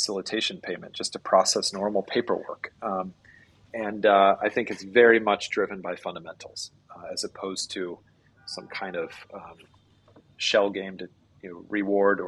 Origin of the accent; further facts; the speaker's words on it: United States; moved away as an adult; now in Vietnam; I'm American by origin